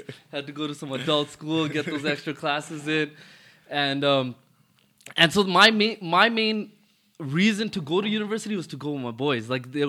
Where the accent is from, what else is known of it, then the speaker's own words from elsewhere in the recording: Toronto, Ontario, Canada; Yeah, I'm born and raised in Rexdale in Toronto. Growing up was nothing crazy.